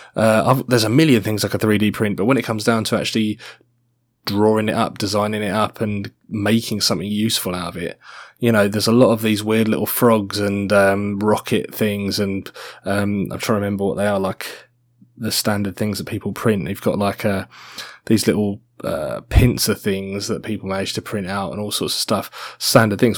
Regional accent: Australia; I'm Australian. I have an Australian citizenship

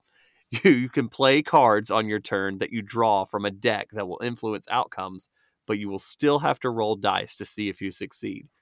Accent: Georgia, United States; I'm from Georgia

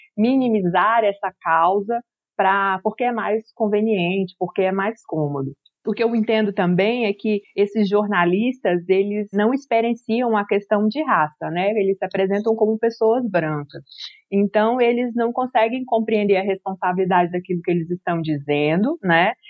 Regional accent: Acre, Brazil; eu sou acriana, né? Eu sou amazônida

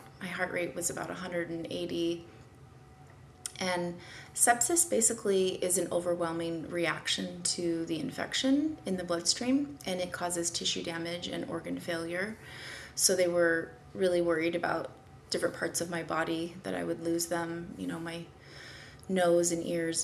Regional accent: Kennewick, Washington, United States; I was born in Eastern Washington in a small town, Kennewick. Mm-hmm. Where I went to high school with the same high school as my parents

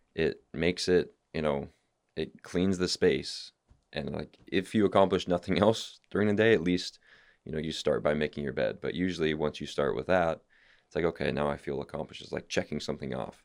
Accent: California, United States; I'm from California.

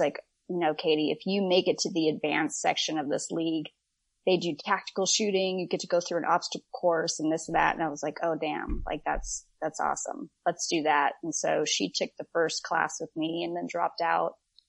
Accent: Orange County, Southern California, United States; moved away as an adult; now in Texas, United States; I grew up in Orange County in Southern California

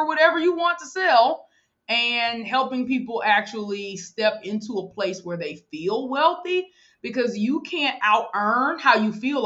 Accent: Mobile, Alabama, United States; born or raised there

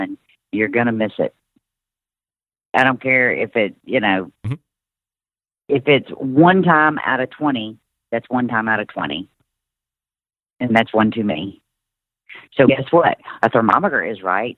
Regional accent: Mississippi Delta, United States; I came from the Mississippi Delta

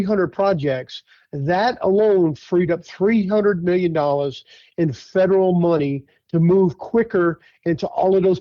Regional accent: Thibodaux, Louisiana, United States; the last 5 years serving in my hometown as the emergency preparedness director for the city of Thibodeaux

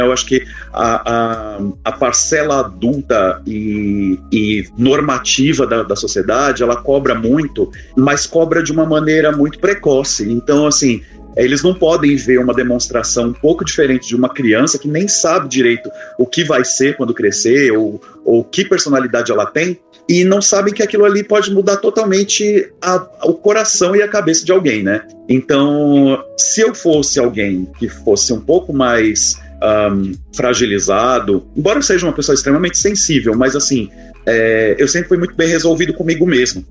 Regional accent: São Paulo, Brazil; eu sou de São Paulo, capital

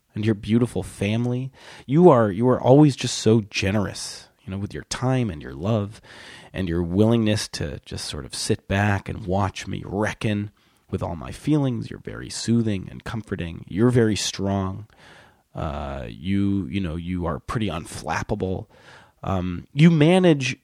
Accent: Milwaukee, Wisconsin, United States; moved away as an adult; now in New York, United States; I'm from Wisconsin

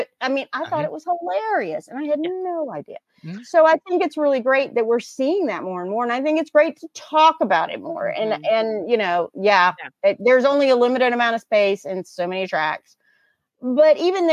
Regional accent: Newberry, South Carolina, United States; I'm from Newberry, South Carolina.

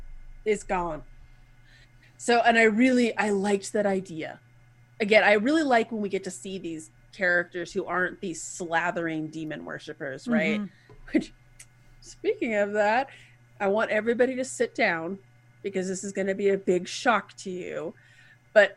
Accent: United States; accent: hick

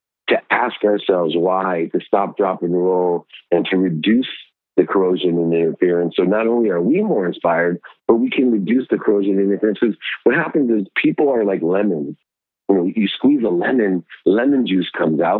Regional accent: Akron, Ohio, United States; I grew up in Akron, Ohio with 6 siblings.

